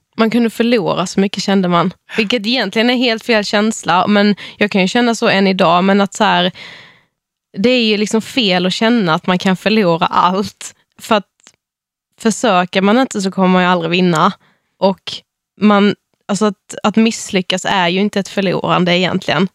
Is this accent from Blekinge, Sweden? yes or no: yes; Mörrum, Blekinge, Sweden; jag kommer från en liten by utanför Karlshamn